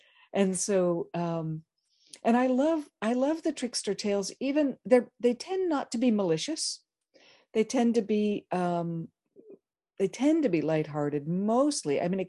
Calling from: Lawrence, Kansas, United States; I am here from Lawrence, Kansas.

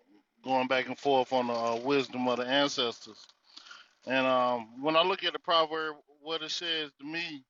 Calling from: North Carolina, United States; This is … coming out of the North Carolina territory, man.

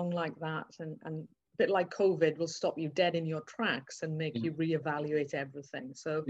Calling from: South Wales, United Kingdom; I'm currently phoning in from South Wales

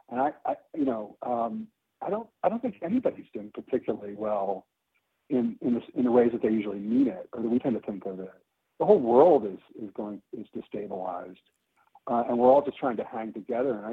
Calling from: Oaxaca, Mexico; Um, I live in Oaxaca, Mexico.

